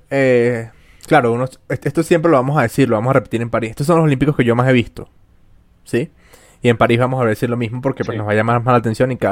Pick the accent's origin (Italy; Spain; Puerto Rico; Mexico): Spain; yo sé que a pesar de que yo soy española y tú eres venezolana, eh, pues juntas trabajamos.